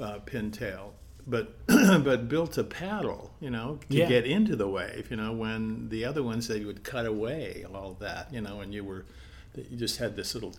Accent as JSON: {"language": "English", "town": "Palos Verdes", "region": "California", "country": "United States", "tie": "born or raised there", "said": "Well, you know, my parents moved to Palos Verdes, you know, in 1951 into a house there that my grandfather had built for us, and in Lanada Bay."}